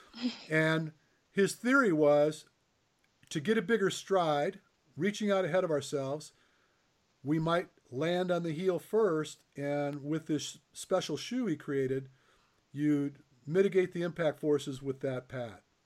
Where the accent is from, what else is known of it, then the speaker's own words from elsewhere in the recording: Michigan, United States; I grew up in Michigan